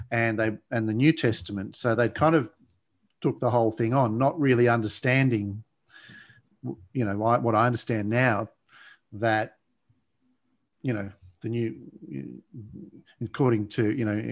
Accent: Blue Mountains, New South Wales, Australia; Well, yeah, actually in the Blue Mountains, which, which is west of Sydney, west of Sydney.

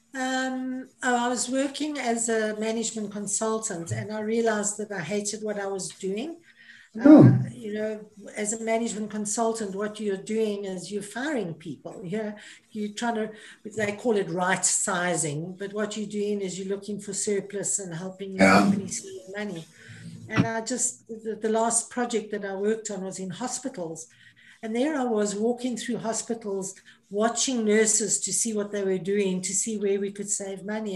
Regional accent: Johannesburg, Gauteng, South Africa; moved away as an adult; also born or lived in Cape Town / Oman; Born and bred in Johannesburg, or in the West End of Johannesburg

